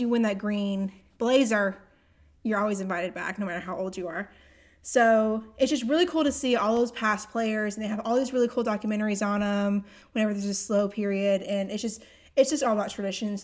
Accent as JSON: {"language": "English", "town": "Augusta", "region": "Georgia", "country": "United States", "tie": "born or raised there", "said": "I was born in Augusta"}